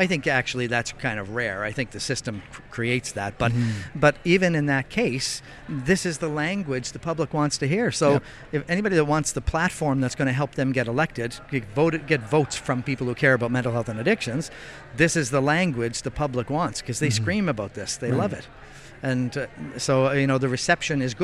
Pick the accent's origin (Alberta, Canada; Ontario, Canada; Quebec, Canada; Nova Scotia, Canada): Nova Scotia, Canada; I come from Nova Scotia.